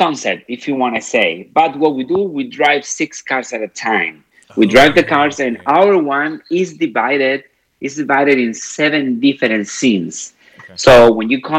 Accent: Madrid, Community of Madrid, Spain; moved away; I'm originally from Spain, from Madrid.

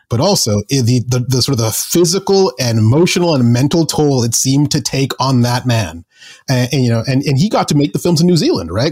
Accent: Zambia; moved away; also born or lived in England / Canada; my dad got a job in Zambia in Central Africa. And sort of, I sort of grew up there

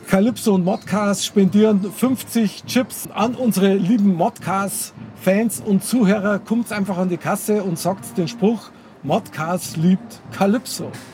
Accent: Munich, Bavaria, Germany; ich bin echter Münchner Kindl

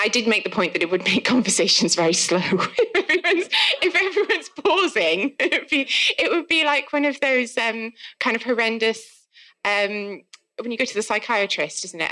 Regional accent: South Wales, United Kingdom; accent: South Wales; if you can't tell from my accent, I'm from South Wales.

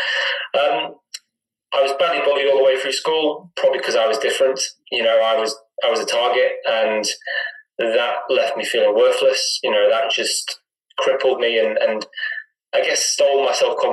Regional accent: Chester, North West England, United Kingdom; moved away as an adult; now in Kendal, United Kingdom; I was brought up in Chester.

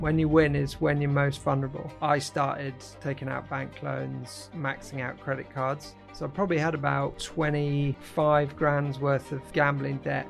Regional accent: Derbyshire, East Midlands, United Kingdom; also born or lived in Kenya / Northamptonshire; then we came back to the U K. Um, lived in Derbyshire, um, for a number of years, and then I went off to boarding school when I was thirteen

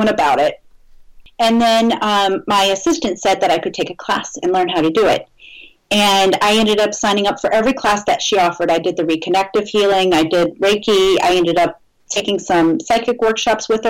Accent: New Orleans, Louisiana, United States; moved away; I'm originally from New Orleans

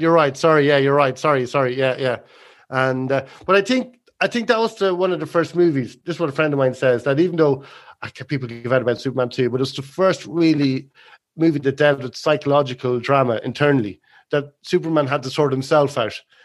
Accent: Ireland; we were living in Meath and, uh, close to my hometown

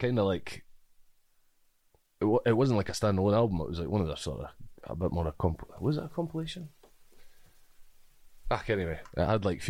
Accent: Dunfermline, Scotland, United Kingdom; I grew up. Pitcorthy in Dunfermline.

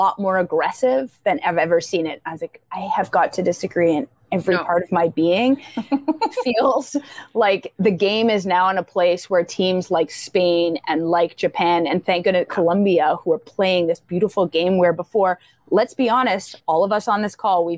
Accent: Canada; we're Canadian

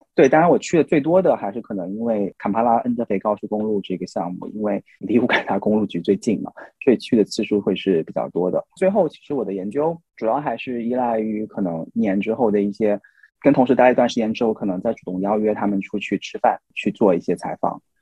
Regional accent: China; 我自己作为中国人这样的一个身份

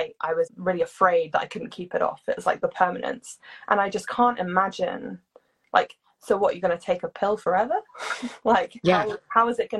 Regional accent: United Kingdom; I'm British

